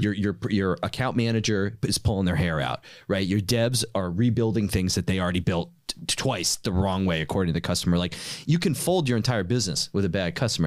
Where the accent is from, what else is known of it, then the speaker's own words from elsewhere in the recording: New York City, New York, United States; I'm from New York. Nobody has a freaking car